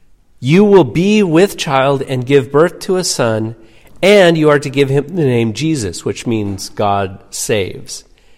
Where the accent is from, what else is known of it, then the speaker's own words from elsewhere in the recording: Gig Harbor, Washington, United States; yeah, I grew up in Gig Harbor.